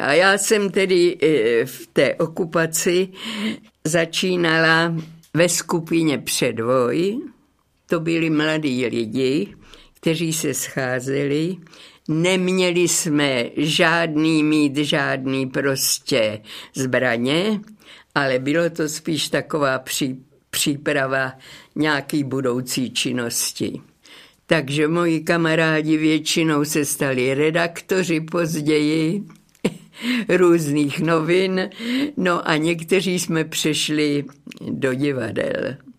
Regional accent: Dřetovice, Central Bohemian Region, Czechia; moved away as an adult; also born or lived in Prague / Kladno; now in Hradec Králové, Czech Republic; Narodila jsem se v Dřetovicích, to je malá obec na Kladensku

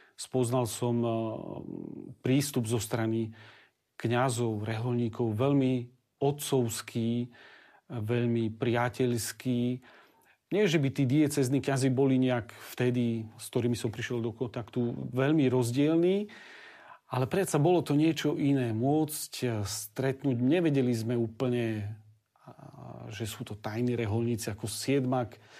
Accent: Slovakia; also born or lived in Rome; doma na Slovensku

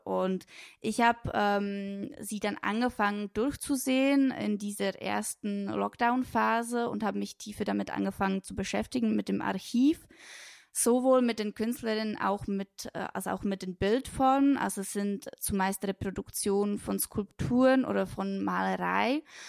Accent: Switzerland; moved away as an adult; also born or lived in Brno, Czech Republic / Lucerne, Switzerland / Bern, Switzerland; now in Berlin, Germany; in Brünn geboren ähm, bin dort auch eine Zeit lang zur Schule gegangen, aufgewachsen, in den Kindergarten gegangen und mit sechs, sieben Jahren ähm, hat dann mein Stiefvater einen neuen Job gefunden in der Schweiz und deswegen sind wir dann mit meiner Mutter und mein, mit meinem Stiefvater, mit meiner kleinen Schwester dann in die Schweiz gezogen. Und ähm, genau dort habe ich die meiste Zeit meine

